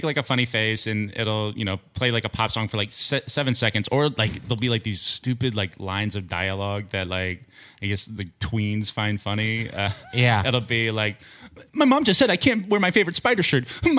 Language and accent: English; Kansas City, Missouri, United States; Kansas City.